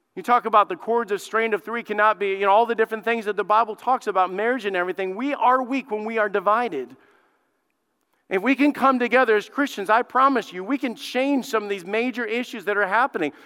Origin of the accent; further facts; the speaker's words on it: Alabama, United States; I grew up in Alabama. I grew up in the South